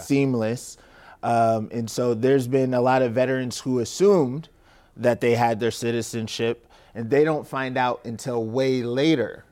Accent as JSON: {"language": "English", "town": "Tacoma", "region": "Washington", "country": "United States", "tie": "born or raised there", "said": "born and raised in Tacoma, Washington, Stadium High School"}